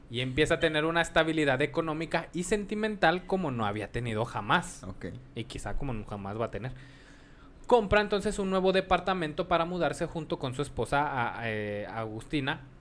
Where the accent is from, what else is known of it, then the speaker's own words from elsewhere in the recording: Veracruz, Mexico; Yo soy veracruzano.